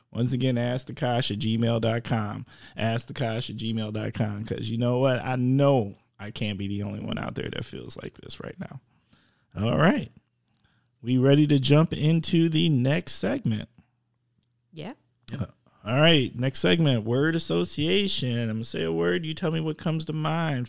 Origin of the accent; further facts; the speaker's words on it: Wisconsin, United States; I'm from Wisconsin